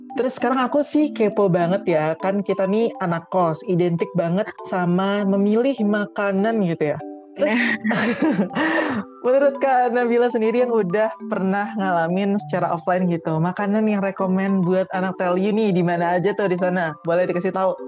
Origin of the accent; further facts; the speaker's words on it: Bali, Indonesia; aku kan dari Bali nih jauh pokoknya anak-anak rantau